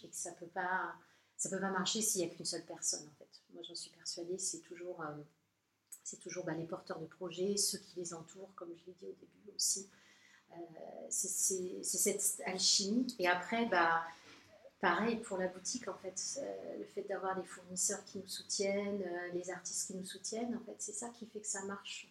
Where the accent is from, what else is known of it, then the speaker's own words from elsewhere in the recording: France; je suis française